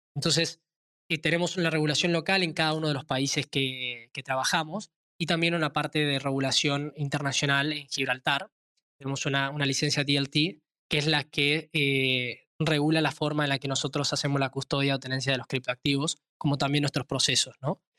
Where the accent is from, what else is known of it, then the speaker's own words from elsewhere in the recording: Tucumán, Argentina; soy nacido en Tucumán, una provincia pequeña al norte de Argentina, actualmente también basado en Argentina